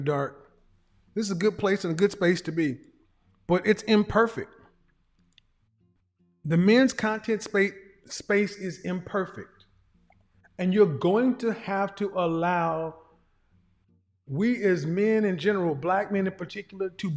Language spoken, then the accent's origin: English; Oklahoma, United States; I'm a guy from Oklahoma